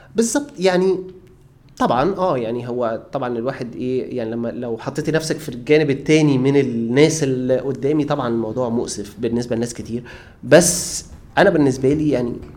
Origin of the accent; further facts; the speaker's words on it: Egypt; انا مصري